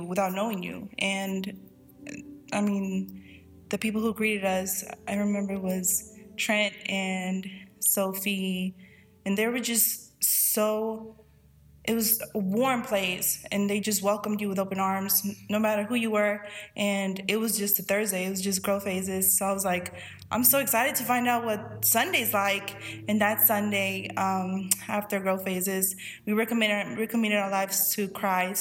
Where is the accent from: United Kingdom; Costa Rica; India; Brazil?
Costa Rica; moved away; growing up in Costa Rica, my parents were pastors